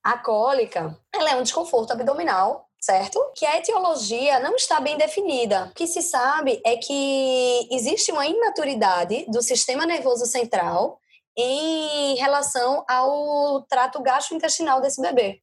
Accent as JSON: {"language": "Portuguese", "town": "Recife", "region": "Pernambuco", "country": "Brazil", "moved": "as an adult", "lives_now": "Madrid, Spain", "said": "Eu sou recifense, mas moro em Madrid há três anos"}